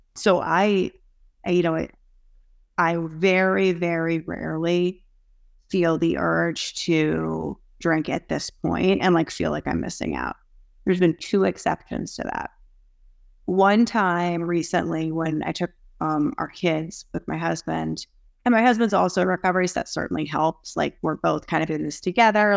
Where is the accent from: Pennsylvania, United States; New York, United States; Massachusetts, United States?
Massachusetts, United States; Boston area; I am from the Boston area, so suburbs right outside of Boston